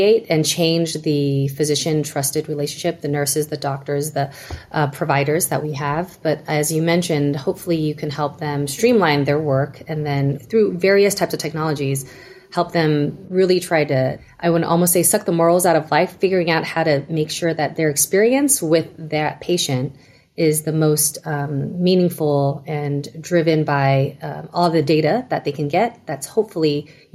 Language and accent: English; Taiwan; now in United States; I'm Taiwanese, and so I came from Taiwan, and we had very easy access to any kind of care throughout the country.